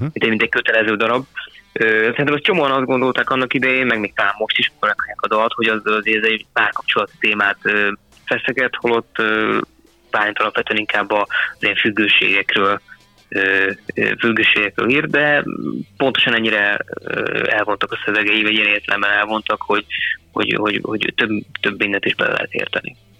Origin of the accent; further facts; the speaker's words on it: Kecskemét, Bács-Kiskun, Hungary; mi ugye kecskemétiek vagyunk